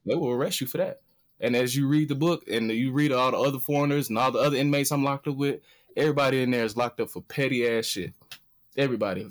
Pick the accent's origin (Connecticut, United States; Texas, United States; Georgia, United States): Georgia, United States; Atlanta; moved away; I'm from Atlanta. This is city of finesse.